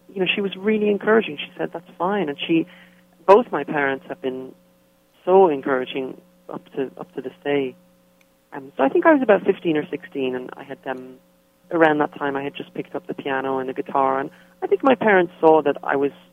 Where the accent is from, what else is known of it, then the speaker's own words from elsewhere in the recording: Dublin, Leinster, Ireland; moved away as an adult; now in United States; I was born and raised in Dublin in Ireland.